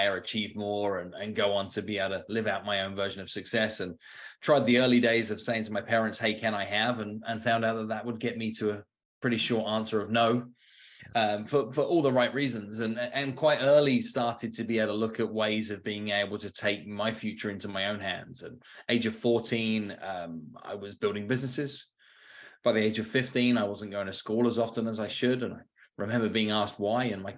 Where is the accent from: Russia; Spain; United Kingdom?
United Kingdom; was one of four kids in an upbringing in the suburbs outside London.